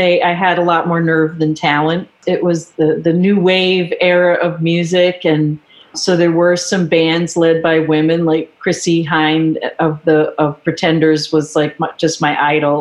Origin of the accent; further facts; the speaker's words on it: Warwick, Rhode Island, United States; I grew up in Warwick, Rhode Island